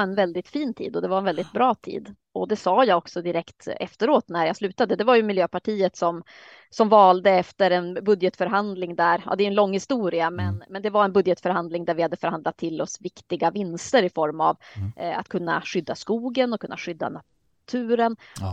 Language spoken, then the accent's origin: Swedish; Luleå, Norrbotten County, Sweden; moved away as an adult; also born or lived in Södertälje; now in Härnösand, Sweden; Jag är uppväxt i Luleå